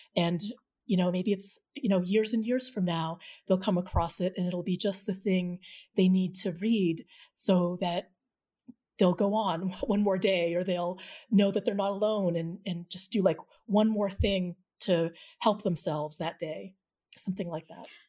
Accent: New England, United States; the Filipino-American community as I experienced it growing up in New England in the seventies and eighties

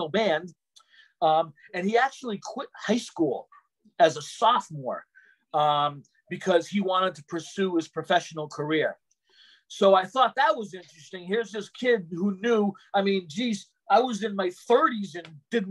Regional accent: Boston, Massachusetts, United States; I was originally from Boston

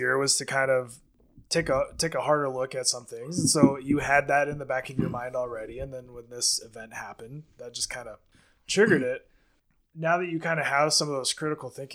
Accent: Alaska, United States; growing up in Alaska

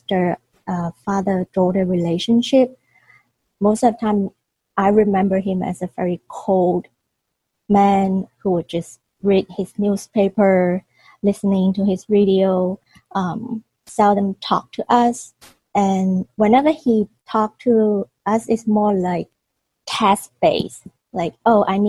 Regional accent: Hong Kong; I was born and raised in Hong Kong, and at that time Hong Kong was still a British colony

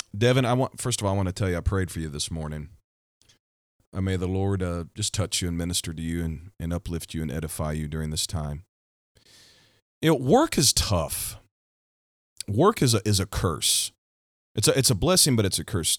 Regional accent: Missouri, United States; my home state, Missouri.

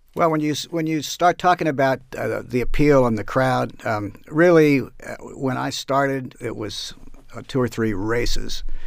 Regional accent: Northern Virginia, United States; when I was nine or ten years old, growing up in Northern Virginia

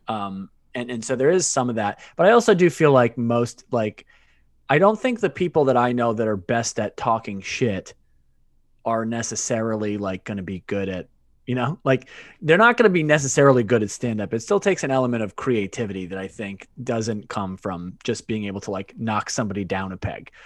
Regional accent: Worcester, Massachusetts, United States; moved away as an adult; also born or lived in Maine / Washington, D.C.; now in Brooklyn, New York, United States; I was born in Worcester, Massachusetts. Um, and I grew up, I grew up there

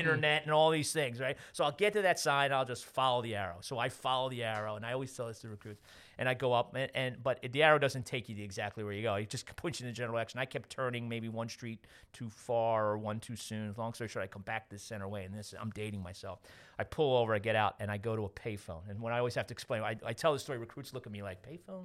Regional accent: Westchester, New York, United States; moved away as an adult; also born or lived in Wayne, Pennsylvania; I grew up in Westchester

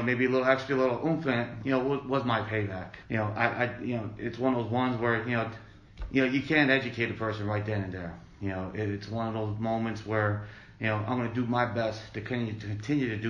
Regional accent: Akwesasne Reservation, northern New York, United States; now in Allentown, United States; I grew up on the Akwesasne Reservation. It's located in northern New York

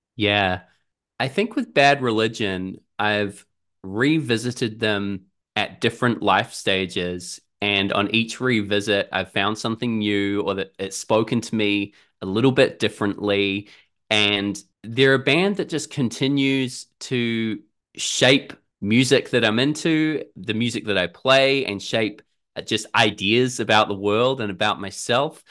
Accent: Auckland, New Zealand; I'm from Auckland in New Zealand, down here at the bottom of the world

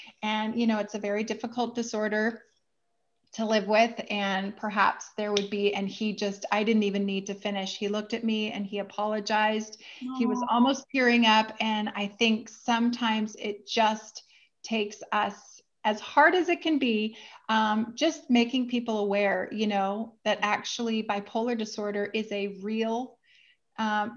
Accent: Vancouver, British Columbia, Canada; my hometown is Vancouver, Canada

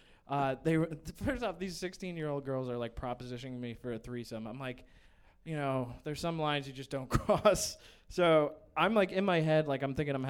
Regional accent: Fairfield, Connecticut, United States; I was living in Fairfield, Connecticut, but I grew up like right on the Bridgeport border

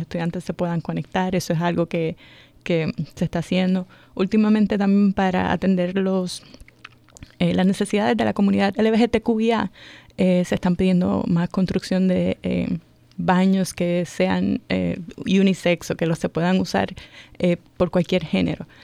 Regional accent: Puerto Rico; moved away as an adult; now in Montgomery County, Maryland, United States; yo soy de Puerto Rico. Ya. Eh, en Puerto Rico eh, siempre trabajaba en el área de educación superior

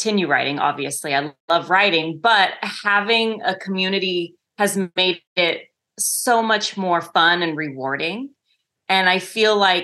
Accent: Northern California, United States; also born or lived in Bay Area, California / Los Angeles / Hawaii; I grew up in a tiny town in Northern California. And when I think I was about 11 or 12, we moved to the Bay Area

